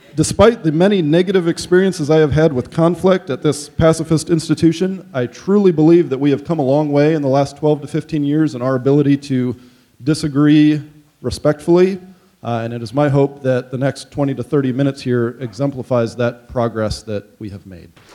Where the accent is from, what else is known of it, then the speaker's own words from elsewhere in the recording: Goshen, Indiana, United States; I grew up in College Mennonite Church and in Goshen